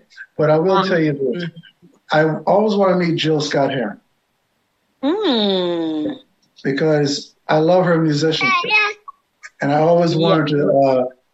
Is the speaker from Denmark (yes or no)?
no; United Kingdom; I call myself a Jam Englishman because I'm British. My mother's Jamaican and my father's American.